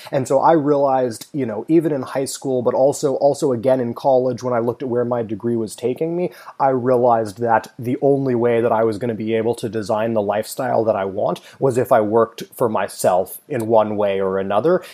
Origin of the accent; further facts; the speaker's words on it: Palo Alto, California, United States; I grew up in Silicon Valley. I went to school in Palo Alto.